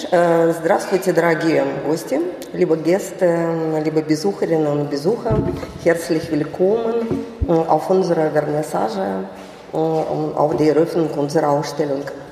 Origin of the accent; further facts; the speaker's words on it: Saint Petersburg, Russia; Und ich komme aus der Stadt, äh, wo äh, deutsche Präsenz äh, nicht zu übersehen war, aus St. Petersburg. Die Stadt ist russisch